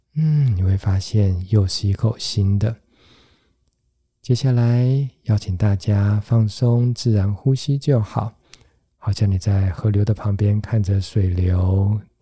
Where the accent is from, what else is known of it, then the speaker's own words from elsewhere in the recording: Taiwan; 原来对我们台湾人来讲，这个概念还是相当相当的陌生